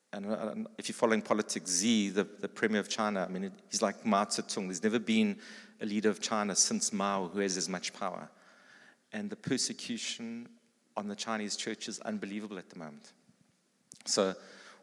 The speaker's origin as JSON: {"language": "English", "area": "East Rand", "region": "Gauteng", "country": "South Africa", "tie": "born or raised there", "said": "I grew up on the East Rand."}